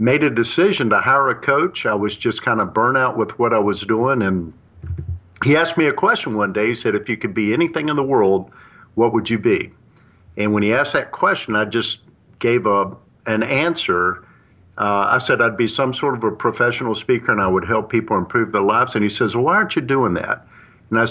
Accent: Charlotte, North Carolina, United States; I was born and raised in Charlotte, North Carolina

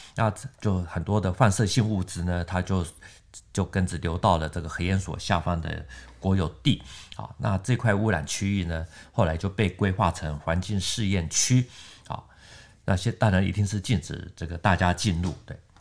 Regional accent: Taiwan; 我们台湾这边

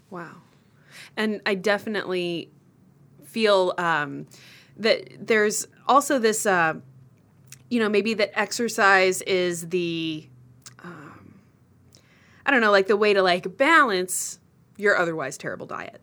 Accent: Austin, Texas, United States; I grew up in Austin

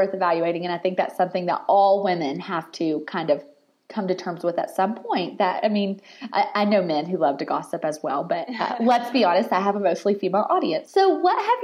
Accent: the South, United States; I'm from the South

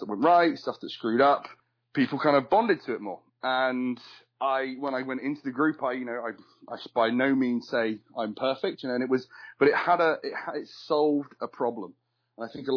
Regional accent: United Kingdom; I am British

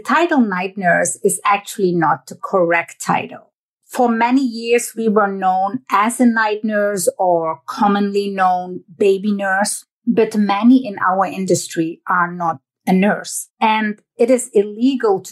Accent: Netherlands; moved away; I was born and raised in the Netherlands, that little country

